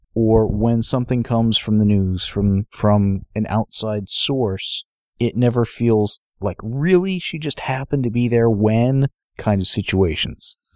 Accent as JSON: {"language": "English", "town": "San Diego", "region": "California", "country": "United States", "tie": "born or raised there", "said": "we grew up in San Diego"}